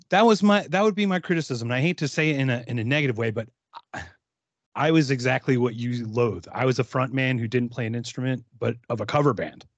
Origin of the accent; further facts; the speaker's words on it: Philadelphia, Pennsylvania, United States; I grew up in Philly, so, you know, we're both East Coast guys.